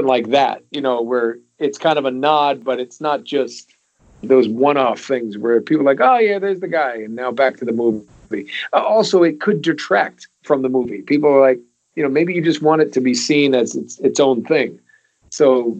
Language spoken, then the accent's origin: English; New England, United States; I grew up there in New England